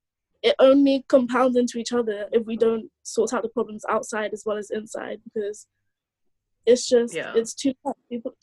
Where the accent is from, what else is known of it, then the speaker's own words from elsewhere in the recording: Nigeria; because I'm Nigerian.